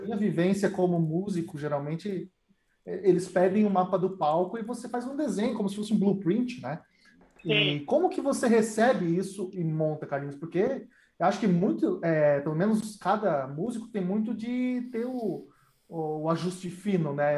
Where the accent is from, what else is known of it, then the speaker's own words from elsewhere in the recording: Curitiba, Paraná, Brazil; Eu sou de Curitiba